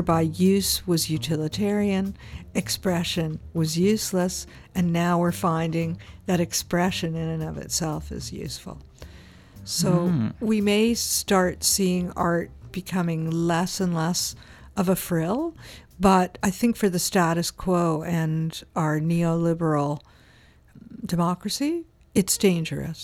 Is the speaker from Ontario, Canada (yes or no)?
yes; Toronto, Ontario, Canada; moved away as an adult; also born or lived in Spain; now in British Columbia, Canada; I'm originally from Toronto